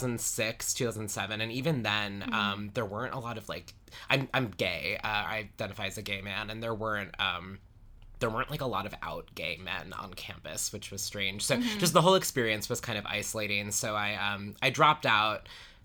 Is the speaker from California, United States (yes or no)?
no; Huntington, New York, United States; moved away as an adult; now in Las Vegas, United States; I grew up in Huntington, which is a town on the North Shore